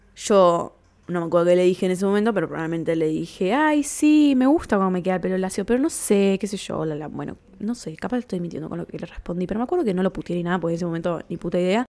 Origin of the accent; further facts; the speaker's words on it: Lomas de Zamora, Buenos Aires Province, Argentina; nos juntábamos cuando éramos chicos en Lomas, en la esquina de Starbucks